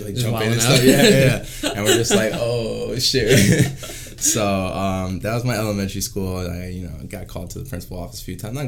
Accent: Wheatley Heights, New York, United States; I grew up in Wheatley Heights, and it's, like, pretty much on the border of Wyandanche and Dix Hills

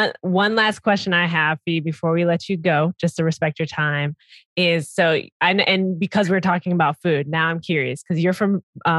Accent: Minnesota, United States; now in Chicago, United States; I'm actually from Minnesota. I'm from Minnesota. So even further north.

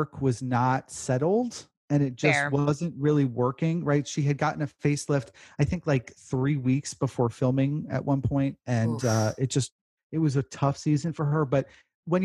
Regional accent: New York, United States; I grew up in New York, kindergarten, first grade

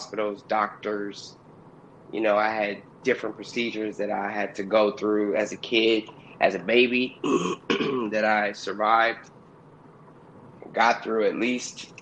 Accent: Oakland, California, United States; also born or lived in Los Angeles area (818), California; now in San Fernando Valley, United States; I'm from Oakland, California, Yay area, 510, and I reside now in the 818

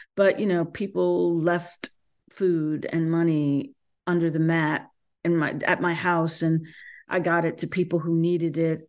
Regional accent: North Carolina, United States; moved away; born and bred in North Carolina

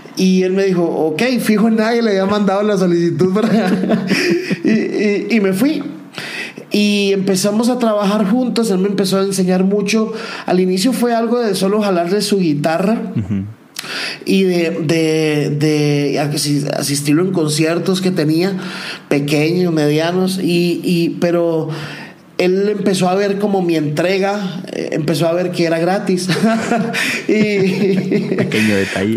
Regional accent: San José, Costa Rica; moved away as an adult; also born or lived in Medellín; now in Manizales, Colombia; nací en Costa Rica, nací en San José, vengo de una familia totalmente ah, clase media

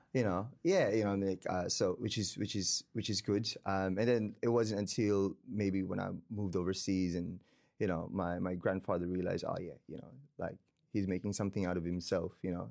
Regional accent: Davao, Davao Region, Philippines; moved away as an adult; also born or lived in Queenstown, New Zealand / Wellington, New Zealand; now in New Zealand; I was born and raised in the Philippines, in Davao, Mindanao, the bottom south, um, of the country

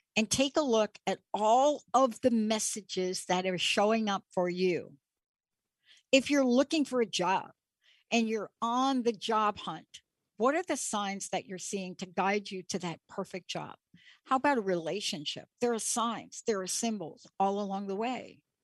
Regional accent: East Coast, United States; moved away; I'm from the East Coast

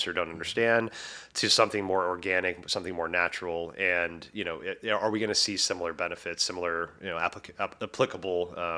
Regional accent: the South, United States; because I grew up in the South, like it's freaking hot as shit down there, right?

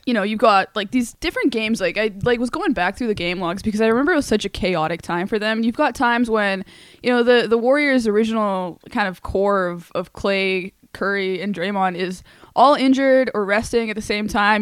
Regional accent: Canada; as a Canadian

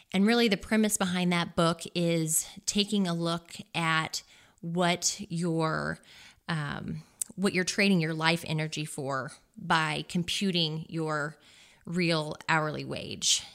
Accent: Versailles, Missouri, United States; now in Columbia, Missouri, United States; I'm originally from Versailles, Missouri, which is down near the Lake of the Ozarks.

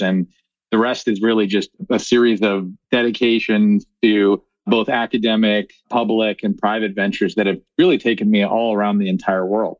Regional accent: Chicago, Illinois, United States; moved away as an adult; now in Bend, United States; I grew up in Chicago.

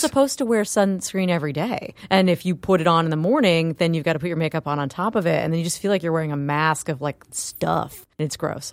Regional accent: Florida, United States; I'm from Florida and it is very humid there

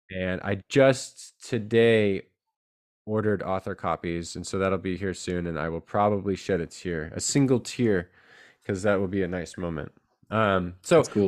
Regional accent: San Jose, California, United States; also born or lived in Rhode Island; now in Chico, United States; I grew up in San Jose, California

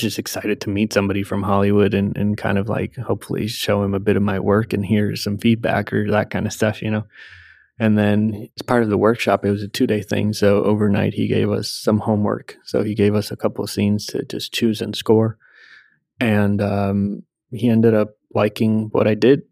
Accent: Puerto Rico; I grew up in Puerto Rico

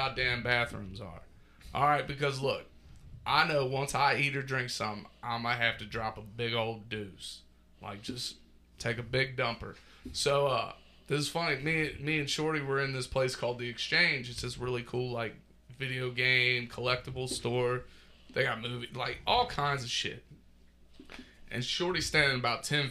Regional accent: Cincinnati, Ohio, United States

